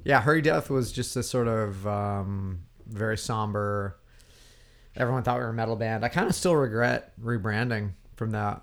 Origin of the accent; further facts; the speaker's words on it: Oregon, United States; moved away as an adult; also born or lived in Portland / Washington / Virginia; now in Los Angeles, United States; growing up in the Northwest and Oregon